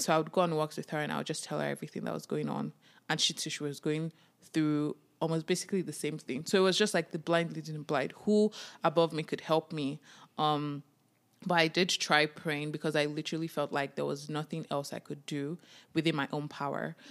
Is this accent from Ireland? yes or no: no; Nigeria; now in Canada; As a Nigerian immigrant, as a Nigerian child